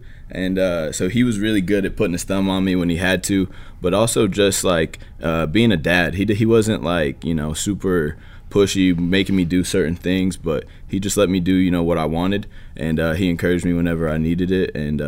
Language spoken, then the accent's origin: English; Buffalo, New York, United States; I was coming from Buffalo, though, so it was really not much of a difference in terms of the weather.